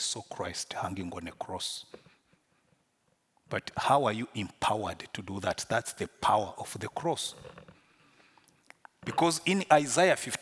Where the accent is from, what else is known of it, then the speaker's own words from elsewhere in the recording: Rwanda; accent: Rwandan; English is a second language; Because I was born in Rwanda, I grew up in Rwanda